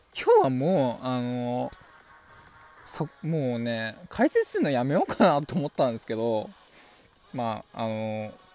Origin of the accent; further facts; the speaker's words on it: Mie, Japan; わわ私出身のね、三重県出身の